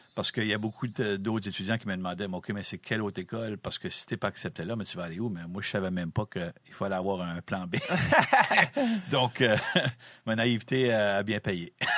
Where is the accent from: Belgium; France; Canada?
Canada; Campbellton, New Brunswick; also born or lived in Connecticut / Massachusetts; je suis originaire de Campbellton, à peu près à 5 minutes de, de l'aréna ici